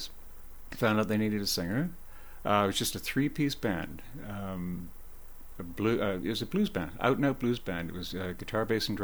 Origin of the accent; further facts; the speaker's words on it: Oakville, Ontario, Canada; the town I grew up in Oakville